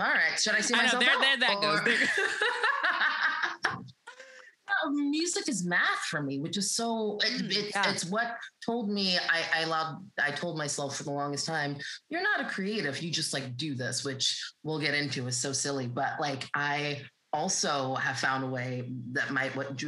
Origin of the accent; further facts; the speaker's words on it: North Carolina, United States; I grew up in North Carolina